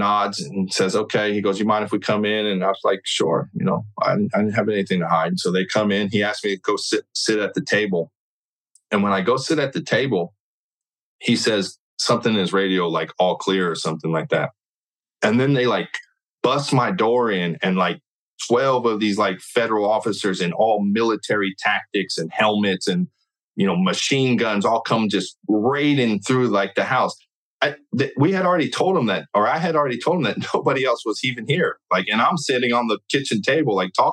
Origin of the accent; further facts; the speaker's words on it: California, United States; I'm from California